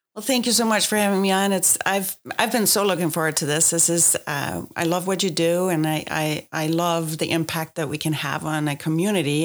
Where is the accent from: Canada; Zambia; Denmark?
Denmark; moved away as an adult; now in United States; I grew up in Denmark